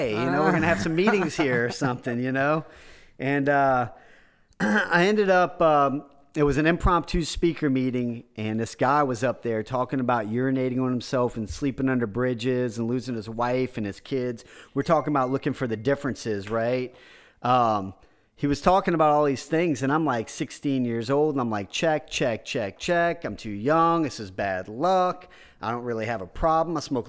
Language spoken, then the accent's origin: English; Houma, Louisiana, United States; And I ended up going back to Houma, my hometown.